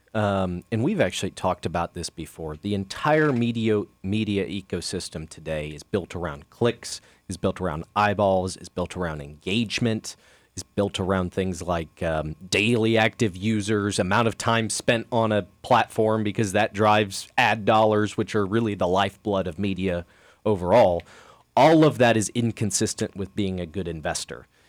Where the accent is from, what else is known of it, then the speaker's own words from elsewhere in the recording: Kansas City, United States; I grew up in Kansas City